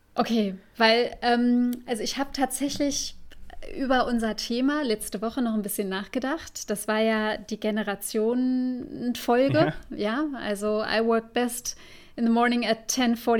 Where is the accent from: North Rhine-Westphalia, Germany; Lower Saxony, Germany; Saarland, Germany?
Saarland, Germany; der Großregion bei uns im Saarland